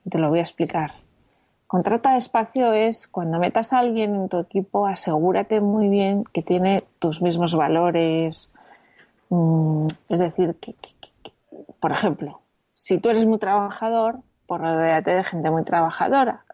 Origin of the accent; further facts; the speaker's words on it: Madrid, Community of Madrid, Spain; moved away as an adult; also born or lived in Brussels / United States; now in Barcelona, Spain; soy de Madrid, pero vivo en Barcelona desde que me casé